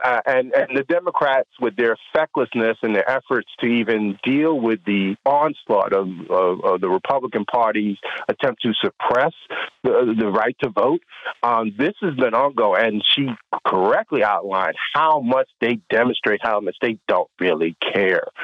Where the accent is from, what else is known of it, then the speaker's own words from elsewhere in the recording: New York, United States; I'm not a Georgian, I'm a New Yorker